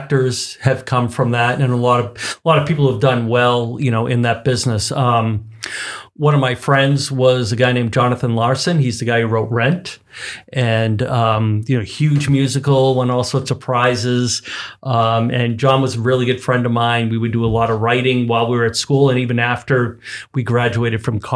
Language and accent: English; Weymouth, Massachusetts, United States; moved away as an adult; also born or lived in London / New York City / Los Angeles; now in Seattle, United States; I grew up outside of Boston